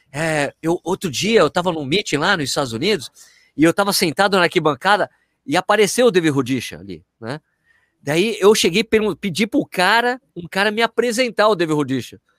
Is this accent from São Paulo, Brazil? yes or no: yes; São Paulo, Brazil; now in Jundiaí, Brazil; eu ter mudado aqui para Jundiaí, eu tenho dois motivos, sempre falo isso. O primeiro motivo, é, eu sou de São Paulo, né?